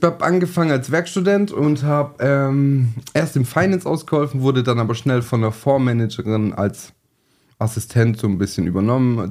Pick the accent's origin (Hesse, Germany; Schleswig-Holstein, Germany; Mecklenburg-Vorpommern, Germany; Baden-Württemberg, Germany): Baden-Württemberg, Germany; Sindelfingen; geboren in Sindelfing, ähm, von der Hauptschule alle Schulen nachgeholt